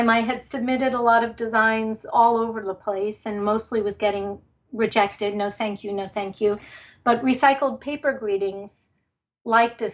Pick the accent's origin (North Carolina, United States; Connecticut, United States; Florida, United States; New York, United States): New York, United States; New York City; moved away as an adult; now in New Jersey, United States; I am from Brooklyn